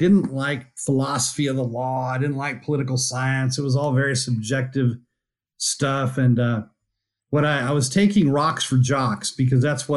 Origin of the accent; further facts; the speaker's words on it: El Paso, Texas, United States; moved away as an adult; also born or lived in Houston, Texas / Austin, Texas / Rockport, Texas; I grew up in El Paso, Texas, which is, you know, a long way from the oil patch